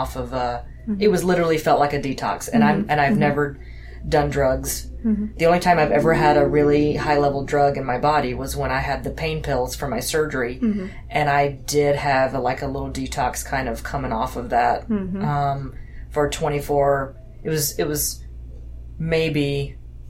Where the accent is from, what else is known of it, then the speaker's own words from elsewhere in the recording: Deep South, United States; I grew up in the Deep South.